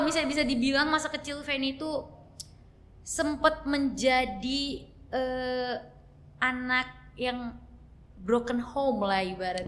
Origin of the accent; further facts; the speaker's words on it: Dumai, Riau, Indonesia; also born or lived in Jakarta; langsung ke Dumai. Umur 6 bulan